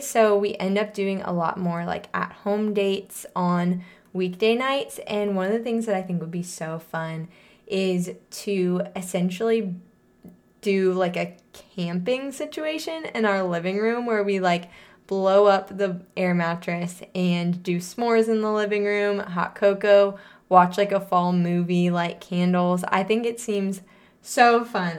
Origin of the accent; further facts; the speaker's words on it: St. Louis, Missouri, United States; moved away; we grew up in Saint Louis, Missouri